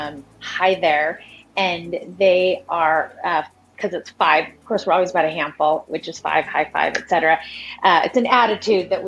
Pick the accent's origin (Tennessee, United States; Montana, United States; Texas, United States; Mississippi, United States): Montana, United States; now in Portland, United States; I was actually born and raised in Montana